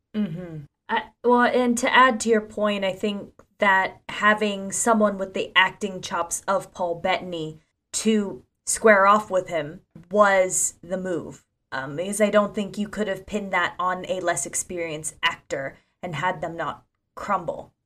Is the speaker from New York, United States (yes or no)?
no; Ocala, Florida, United States; my hometown of Ocala, Florida.